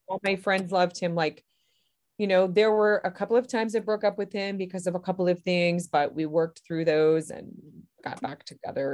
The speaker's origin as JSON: {"language": "English", "town": "Berrien Springs", "region": "Michigan", "country": "United States", "tie": "born or raised there", "said": "I am from Berrien Springs, Michigan, which is a little town right beside Lake Michigan and right above the Indiana border. So, kind of right across the lake from Chicago. And I was born here and I've lived here most of my life"}